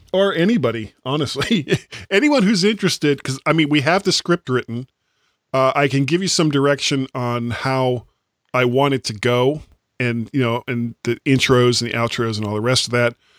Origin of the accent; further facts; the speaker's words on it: United States; I'm an American